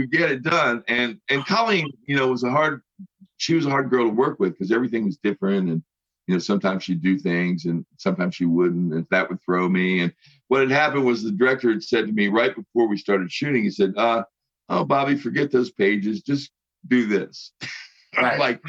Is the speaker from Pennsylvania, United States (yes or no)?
no; West Virginia, United States; also born or lived in Los Angeles, United States; I live in West Virginia. {S2} Okay. {S1} And this is my home state and back in, you know, around my family and friends. And I'm a couple blocks away from where I went to school, grade school.